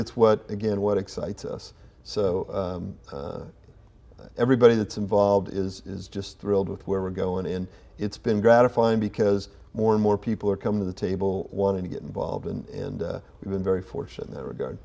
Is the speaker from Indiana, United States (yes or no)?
yes; Kokomo, Indiana, United States; moved away as an adult; also born or lived in West Lafayette, Indiana; now in Indianapolis, United States; I grew up in Kokomo, uh, pretty much my entire life until I, I went to Purdue